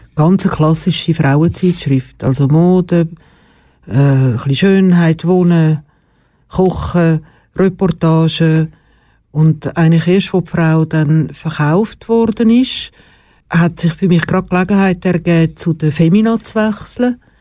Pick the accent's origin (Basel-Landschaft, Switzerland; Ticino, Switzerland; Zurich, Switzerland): Zurich, Switzerland; Schlieren; In Schlieren. Also Schlieren bei Zürich, nicht Schlieren bei Bern.